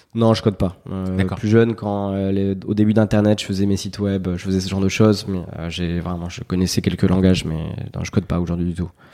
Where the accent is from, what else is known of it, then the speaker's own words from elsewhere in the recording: Nousty, Nouvelle-Aquitaine, France; moved away as an adult; un village qui s'appelle Nousty, qui, compte, qui comptait 600 habitants à l'époque.